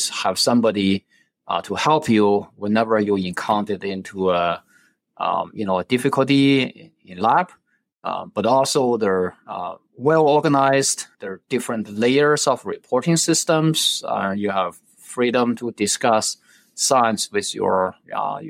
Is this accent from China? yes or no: yes; China; now in United States; I was born in China. When I was young, I was in a strange environment. It was really it's a place with a lot of highly educated individuals when I grew up